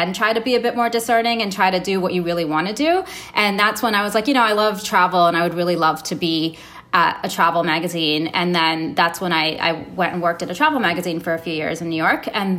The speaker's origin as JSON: {"language": "English", "country": "Saudi Arabia", "tie": "born or raised there", "also_born_or_lived": "Canada", "moved": "yes", "said": "So I was born in Canada. I moved to Saudi Arabia when I was 2, and my dad worked for the airline."}